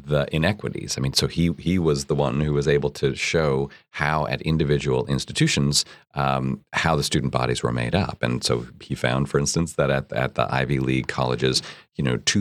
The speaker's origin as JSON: {"language": "English", "country": "Canada", "moved": "yes", "lives_now": "United States", "said": "I'm from Canada"}